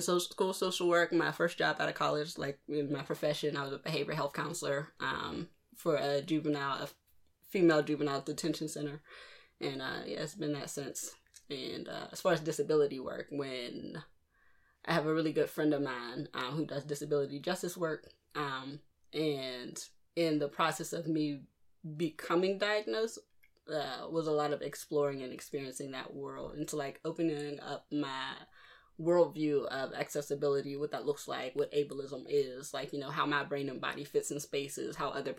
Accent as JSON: {"language": "English", "town": "Pittsburgh", "region": "Pennsylvania", "country": "United States", "tie": "born or raised there", "also_born_or_lived": "Baltimore", "said": "I'm from Pittsburgh. Well, I'm from Baltimore, but I was raised in Pittsburgh. Been here since I was about 2."}